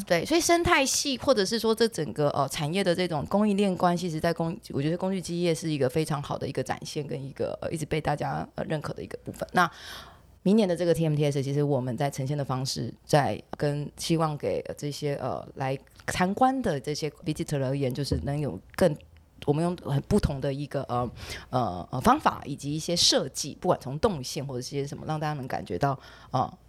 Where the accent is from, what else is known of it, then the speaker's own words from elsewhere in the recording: Taiwan; 我们身为台湾人